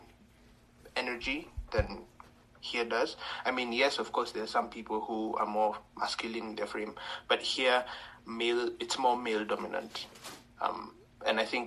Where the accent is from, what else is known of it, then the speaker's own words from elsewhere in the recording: Kenya; I am from Kenya.